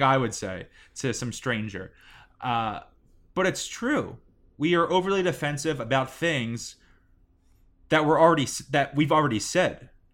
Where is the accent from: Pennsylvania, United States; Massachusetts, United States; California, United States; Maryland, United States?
Pennsylvania, United States; Philadelphia; we're from Philly